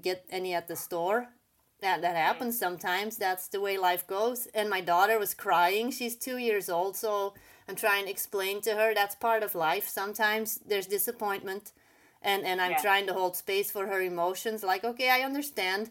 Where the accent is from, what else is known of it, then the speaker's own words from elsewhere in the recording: Belgium; English is a second language; moved away as an adult; also born or lived in Bahrain; I am originally from Belgium, but then I lived in the Middle East for a little bit.